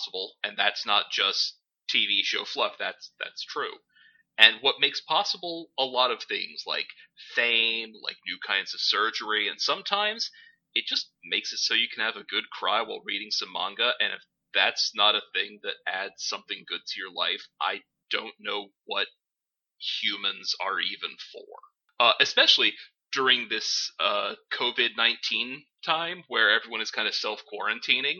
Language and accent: English; United States; the ones that I grew up with in the States